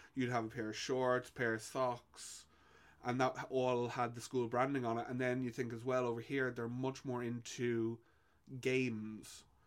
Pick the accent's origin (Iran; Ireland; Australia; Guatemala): Ireland; born or raised there